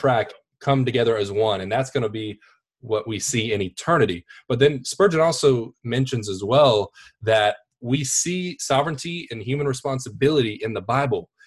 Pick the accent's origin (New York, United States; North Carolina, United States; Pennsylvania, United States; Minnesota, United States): North Carolina, United States; Wake Forest; I am from Wake Forest, Raleigh, North Carolina.